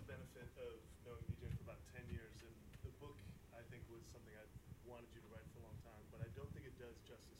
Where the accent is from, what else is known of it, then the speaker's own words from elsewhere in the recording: Midwest, United States; I grew up in the Midwest.